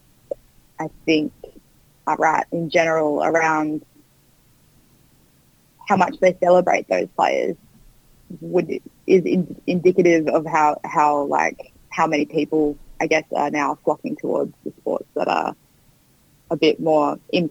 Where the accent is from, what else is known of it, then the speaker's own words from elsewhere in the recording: Queensland, Australia; growing up in Queensland, which is a bit more conservative in some ways